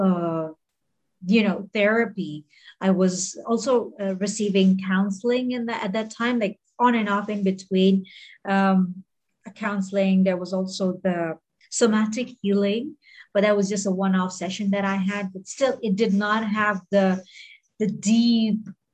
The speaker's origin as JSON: {"language": "English", "country": "Bahrain", "tie": "born or raised there", "also_born_or_lived": "Mumbai, India", "moved": "yes", "lives_now": "Hong Kong", "said": "I grew up in Bahrain"}